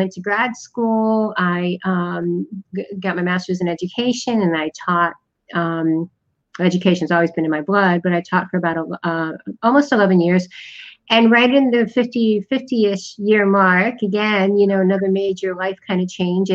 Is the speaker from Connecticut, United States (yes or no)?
yes; Connecticut, United States; moved away as an adult; I was born in the United States in the Northeast in Connecticut.